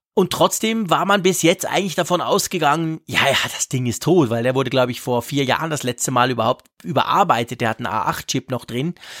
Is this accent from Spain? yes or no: no; Switzerland; als Schweizer